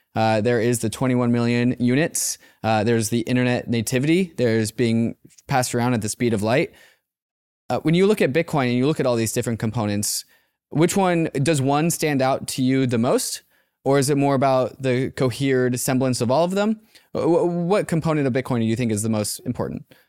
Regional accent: United States; growing up in the United States

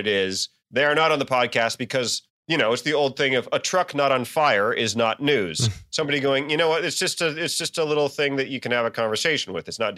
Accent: Chesapeake, Virginia, United States; also born or lived in Newport News; I'm not from Newport News. I'm from Chesapeake, which is like the southern end of the metro area

